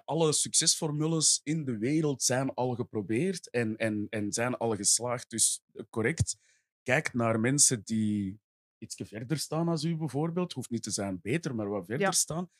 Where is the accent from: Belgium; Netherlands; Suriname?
Belgium; Essen, Flanders; ik ben zelf van Essen tegen de, tegen de Noorderkempen, tegen Roosendaal